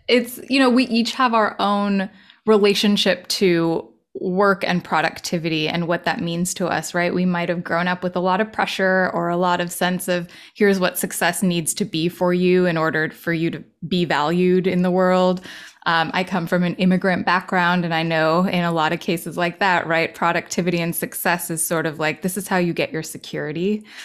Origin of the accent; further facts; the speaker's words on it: Los Angeles, California, United States; moved away as an adult; also born or lived in New York City; recently moved back to L A, my hometown